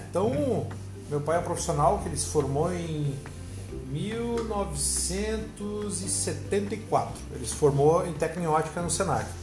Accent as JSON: {"language": "Portuguese", "town": "Porto Alegre", "region": "Rio Grande do Sul", "country": "Brazil", "tie": "born or raised there", "lives_now": "Curitiba, Brazil", "said": "Ah, eu, sou, eu, sou, natural de Porto Alegre, sou gaúcho, moro há seis"}